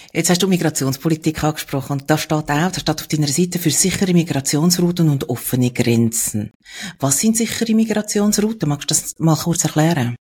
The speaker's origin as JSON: {"language": "German", "country": "Switzerland", "said": "bei uns in der Schweiz"}